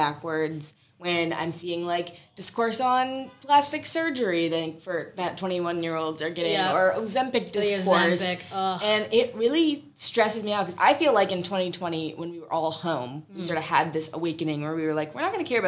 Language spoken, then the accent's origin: English; St. Louis, Missouri, United States; I'm from St. Louis, so I'm a Midwestern girl